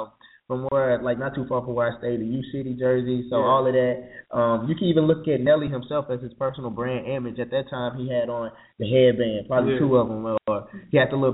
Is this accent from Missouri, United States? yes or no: yes; St. Louis, Missouri, United States; right? And I'm from St. Louis, Missouri, so that's the 314